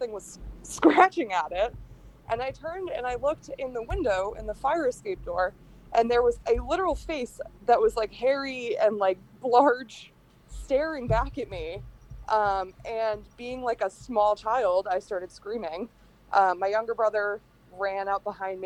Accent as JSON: {"language": "English", "town": "Hampton", "region": "New Hampshire", "country": "United States", "tie": "born or raised there", "said": "I grew up in Hampton, New Hampshire, which is one of the like five seacoast towns"}